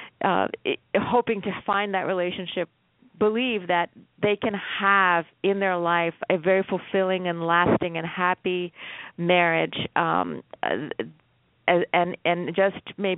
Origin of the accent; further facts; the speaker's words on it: United States; I was raised in America